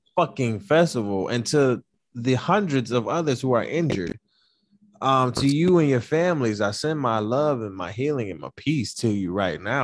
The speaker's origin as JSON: {"language": "English", "town": "Detroit", "region": "Michigan", "country": "United States", "said": "I'm from Detroit"}